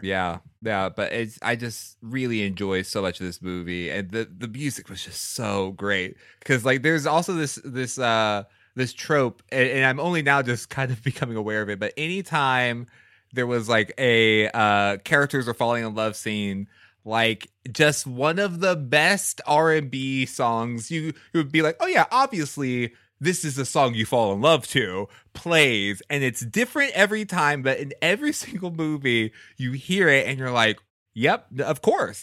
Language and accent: English; Houston, Texas, United States; I grew up in Houston